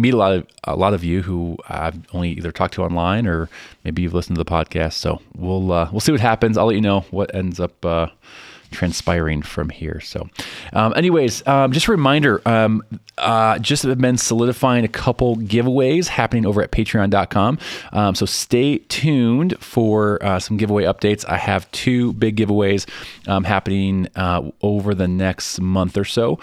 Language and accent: English; Chicago, Illinois, United States; now in Denver, United States; I grew up in Chicago.